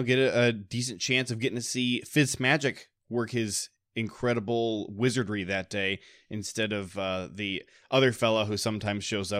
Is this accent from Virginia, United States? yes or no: no; Ohio, United States; now in Michigan, United States; I grew up in Ohio before I moved to Michigan